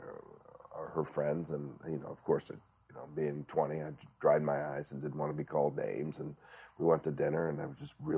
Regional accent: Northwest Ohio, United States; I grew up in Northwest Ohio, and we had corn and beans and hogs.

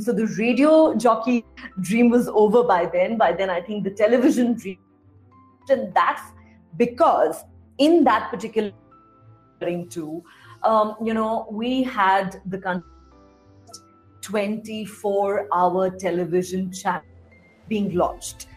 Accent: Delhi, India; I am an out and out born and raised in Delhi.

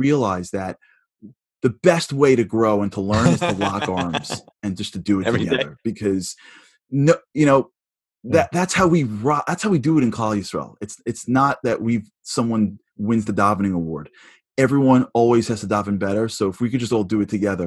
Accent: New York, United States; I'm a New Yorker

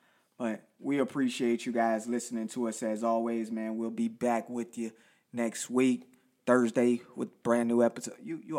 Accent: Richmond, Virginia, United States; That's in my hometown of Richmond, Virginia.

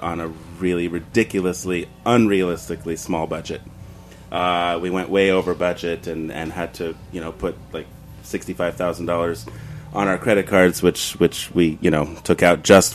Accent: New York City, New York, United States; I was raised in Long Island City

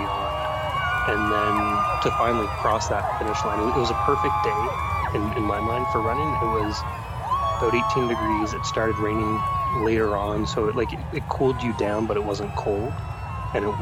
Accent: Ottawa, Ontario, Canada; also born or lived in Africa; I was born and raised in Ottawa, but my parents happened to work for the government and live overseas

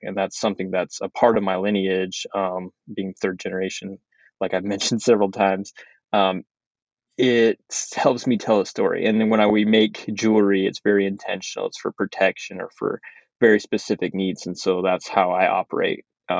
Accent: United States; first language Navajo; English is a second language; English is not my first language. Dene Navajo, Dene Bizat is my first language.

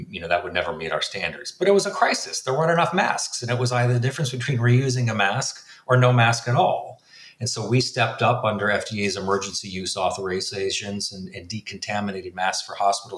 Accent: Minnesota, United States; moved away as an adult; now in Washington, D.C., United States; growing up, I grew up in Minnesota

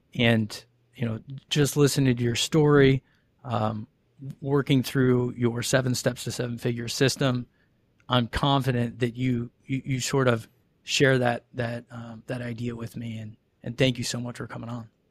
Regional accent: Ohio, United States; grew up in Ohio

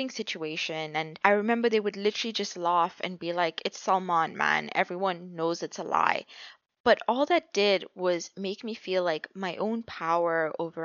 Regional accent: Botswana; Botswana is a small country

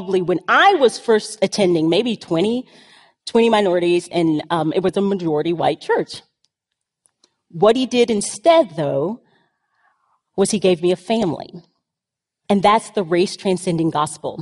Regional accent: the South, United States; I grew up in the South

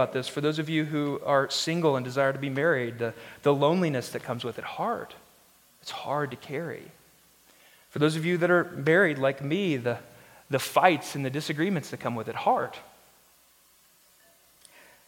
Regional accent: Arkansas, United States; now in Denver, United States; I'm from Arkansas

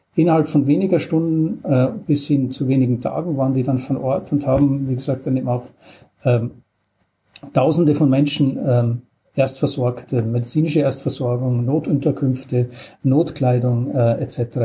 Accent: Styria, Austria; moved away; als gelernter Österreicher äh, war über die Freiwillige Feuerwehr in meinem Heimatdorf in der Steiermark

